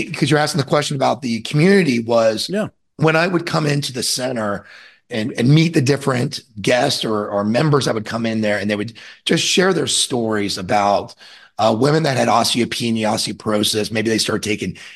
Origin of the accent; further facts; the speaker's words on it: Orlando, Florida, United States; I'm from Orlando, Florida, and I grew up on the lake I live on now